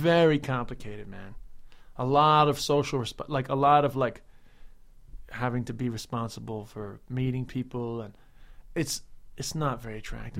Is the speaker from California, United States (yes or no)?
no; New York City, New York, United States; people like me that grew up there, uh, and haven't left